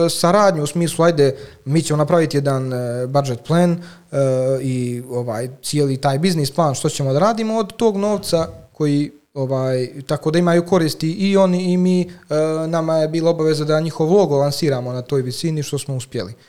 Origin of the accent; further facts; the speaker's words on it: Montenegro; also born or lived in Italy / Switzerland; rijeku Crnović odakle sam ja